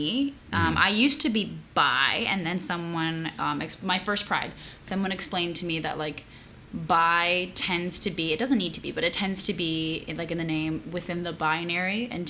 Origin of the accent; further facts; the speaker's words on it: Brazil; now in United States; I was born in Brazil. As of 2 years ago, I am an American citizen, so dual citizenship.